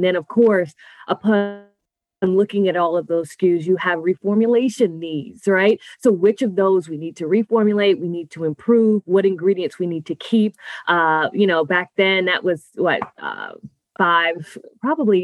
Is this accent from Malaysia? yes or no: no; Nassau, New Providence, Bahamas; now in Tampa, United States; I'm actually originally from Nassau, Bahamas